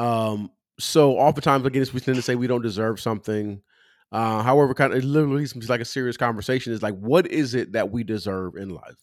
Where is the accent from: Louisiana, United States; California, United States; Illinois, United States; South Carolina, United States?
California, United States; I'm from California